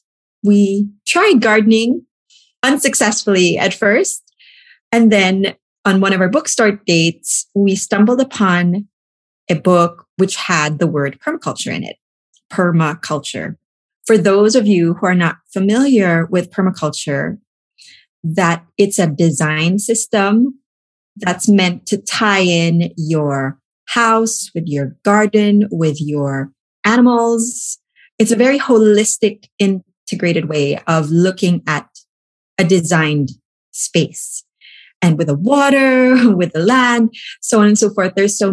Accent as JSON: {"language": "English", "country": "Philippines", "moved": "yes", "lives_now": "Pennsylvania, United States", "said": "I came from the Philippines, and I always had this inclination towards things sustainable."}